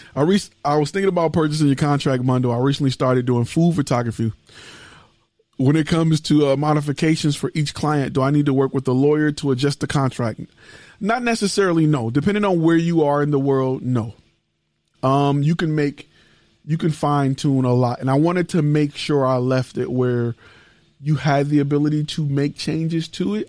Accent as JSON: {"language": "English", "town": "Detroit", "region": "Michigan", "country": "United States", "tie": "born or raised there", "said": "I am born and raised in Detroit, from Detroit, Michigan"}